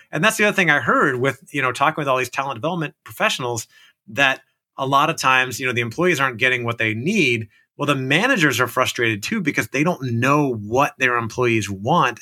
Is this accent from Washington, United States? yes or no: no; Orlando, Florida, United States; I grew up in Orlando, Florida